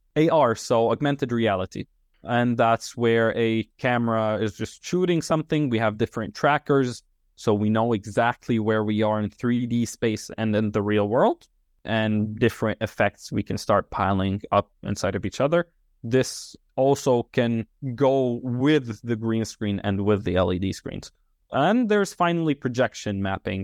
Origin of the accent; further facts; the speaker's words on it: Tripoli, North Governorate, Lebanon; moved away as an adult; now in United Kingdom; I'm from Tripoli